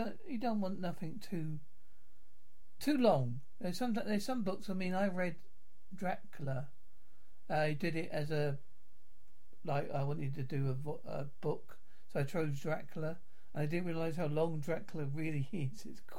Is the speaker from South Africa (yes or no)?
no; England, United Kingdom; accent: English; I thought, well, because I'm English, I can't.